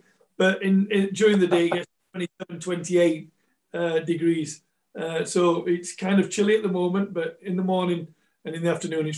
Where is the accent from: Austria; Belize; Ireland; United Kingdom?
United Kingdom; England; also born or lived in Malta / Scotland / South Africa; I've always, always thought myself a Malteser, but no, I am English. Even though I moved to Scotland in 97, and that's where my house is in Scotland, so, I've been Malta, over to England, up to Scotland, in and out of South Africa a few times